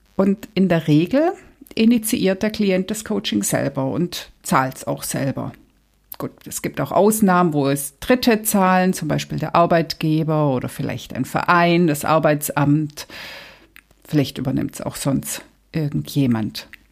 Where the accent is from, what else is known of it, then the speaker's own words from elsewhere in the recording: Germany; Hier bei uns in Deutschland